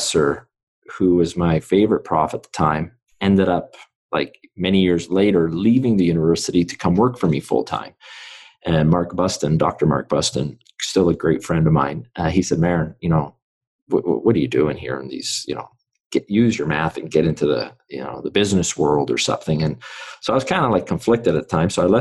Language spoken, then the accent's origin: English; Vancouver, British Columbia, Canada; born in Vancouver. So I grew up in East Vancouver.